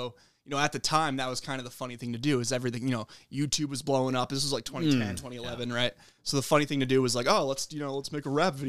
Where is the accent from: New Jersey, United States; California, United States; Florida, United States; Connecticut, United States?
Connecticut, United States; Redding; now in Bethel, United States; I lived in Reading till I was, you know, 21, 22, and then I moved out. And when we moved out, we moved to Grant Street.